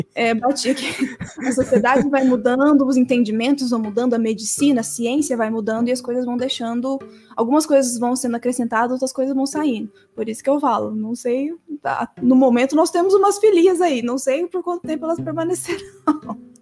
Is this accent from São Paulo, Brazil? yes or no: yes; Presidente Bernardes, São Paulo, Brazil; born or raised there; moved away as an adult; now in Presidente Prudente, Brazil